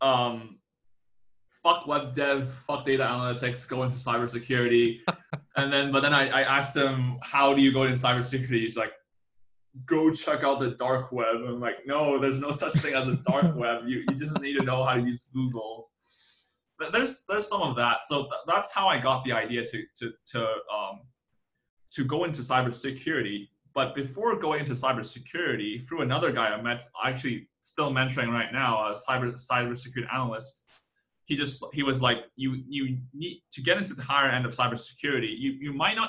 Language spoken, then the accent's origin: English; Hong Kong; now in Taiwan; my hometown in Hong Kong